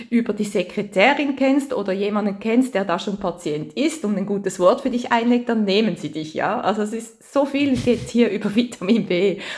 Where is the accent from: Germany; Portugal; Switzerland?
Switzerland; accent: Swiss German; now in France; Ich habe immer so einen Schweizer Dialekt